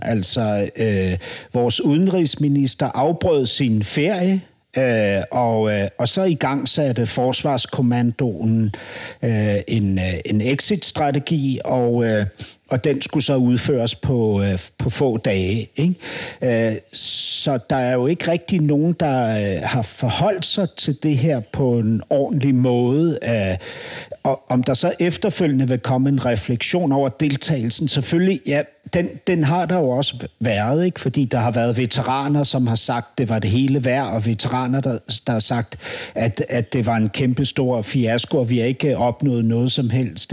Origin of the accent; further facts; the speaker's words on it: Denmark; hvad synes du som dansker